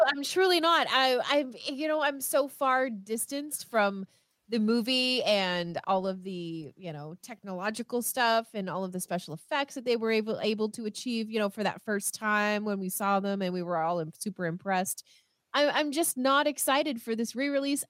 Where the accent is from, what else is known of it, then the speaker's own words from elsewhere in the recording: Canada; I am Canadian